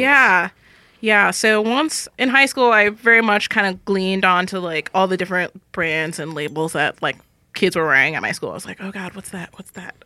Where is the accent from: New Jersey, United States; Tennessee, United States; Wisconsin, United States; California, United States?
California, United States; Los Angeles; now in San Francisco, United States; I'm originally from Los Angeles